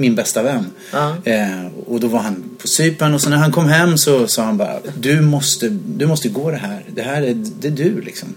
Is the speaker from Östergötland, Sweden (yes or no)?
yes; Linköping, Östergötland, Sweden; moved away as an adult; also born or lived in Jönköping; now in Stockholm, Sweden; sen flyttade jag till Linköping. Så bodde jag där från att jag var då sju år till 23 någonting.